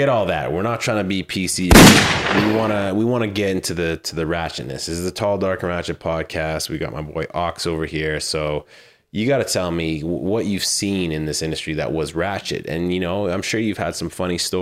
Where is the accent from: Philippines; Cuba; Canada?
Canada; Manitoba; moved away; I am Canadian and this was brewed in Manitoba and so was